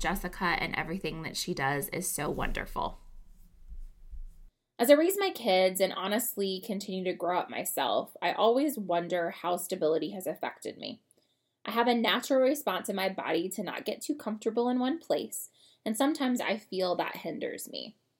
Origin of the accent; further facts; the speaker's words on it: North Carolina, United States; I've lived all over, but my heart always longs for North Carolina. It's where I grew up as a kid, catching lightning bugs on many a humid summer night